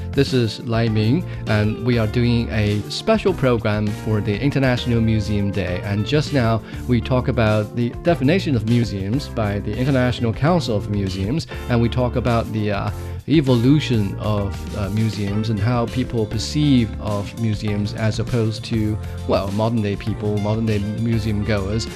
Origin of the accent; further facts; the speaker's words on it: Jingdezhen, Jiangxi, China; Fouleau, which is, uh, a small village, uh, or a region in Jingdezhen in central China's Jiangxi province. Uh, that's my hometown